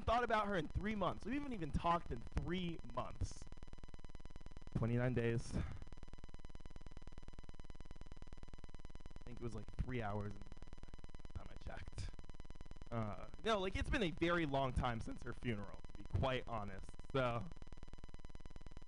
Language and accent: English; San Francisco, California, United States; Born and raised in San Francisco.